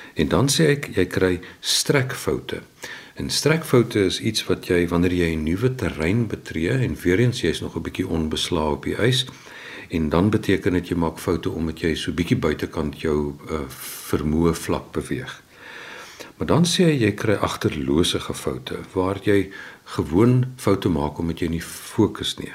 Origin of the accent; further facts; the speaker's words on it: Windhoek, Khomas, Namibia; also born or lived in Keimoes, South Africa; Ek is in Keimus gebore en toe is in Windhoek